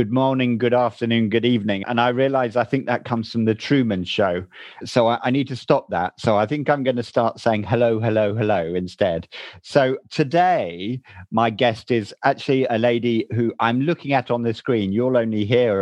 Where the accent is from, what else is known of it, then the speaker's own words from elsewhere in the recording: Chiltern Hills, South East England, United Kingdom; accent: middle English; you don't come from the Chiltern Hills like me